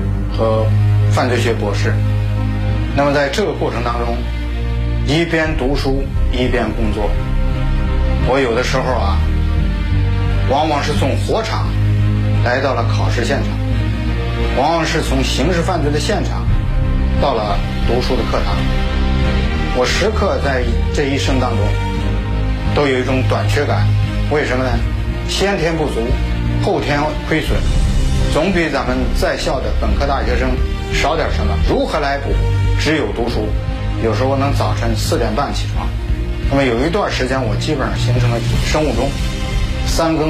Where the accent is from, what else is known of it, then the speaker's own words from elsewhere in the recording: Kaifeng, Henan, China; 我的家乡是开封，我的母校是河大